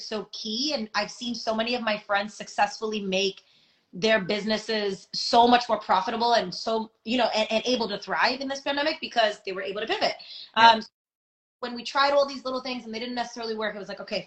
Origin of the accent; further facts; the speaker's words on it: New York, United States; I'm from New York